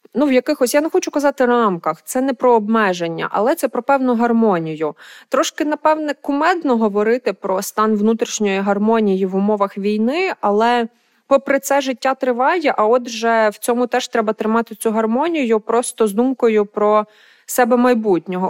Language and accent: Ukrainian; Lviv, Lviv Oblast, Ukraine; мого рідного міста Львова, де я виросла